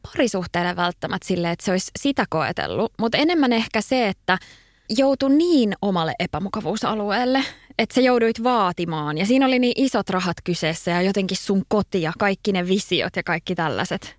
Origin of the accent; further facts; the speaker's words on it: Kirkkonummi, Uusimaa, Finland; moved away as an adult; also born or lived in Espoo / Helsinki; mä oon syntynyt Espoossa ja tota, asuttiin kerrostalossa Ö, ja sitten olinko mä ykkösellä, ykkösluokalla, niin siirryttiin sitten kakkosluokalle tonne kirkkonummelle ja omakotitaloon – et mä koen, että mä oon kirkkonomelainen. Että siellä mä asuin sit siihen saakka, että mä olin 18 ja muutin Helsinkiin